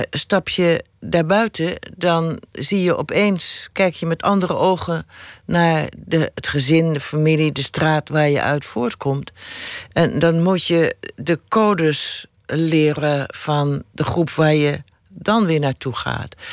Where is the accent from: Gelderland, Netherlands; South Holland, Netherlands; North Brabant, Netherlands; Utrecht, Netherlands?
South Holland, Netherlands; Rotterdam; accent: Rotterdam; Mijn Rotterdamse accent afleren.